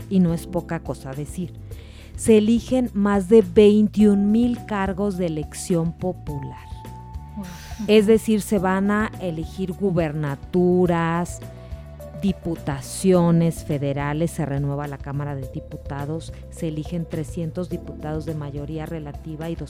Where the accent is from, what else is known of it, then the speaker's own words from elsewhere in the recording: Sinaloa, Mexico; now in Mexico City, Mexico; Adriana, que me conoce como buena sinaloense, pues esa frase es la aplicable en este caso.